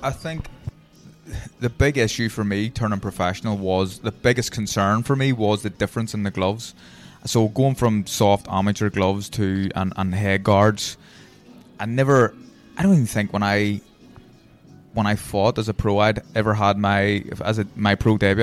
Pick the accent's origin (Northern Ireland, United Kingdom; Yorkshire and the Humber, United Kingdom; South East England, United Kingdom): Northern Ireland, United Kingdom; Belfast; I'm Protestant from Tigers Bay